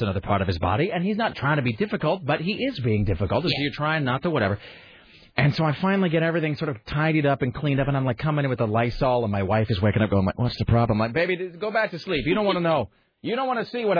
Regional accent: Kennewick, Washington, United States; my hometown of Kennewick, Washington

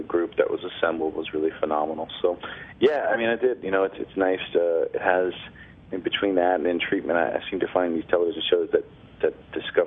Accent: Baltimore, Maryland, United States; I was born and raised in Baltimore, Maryland

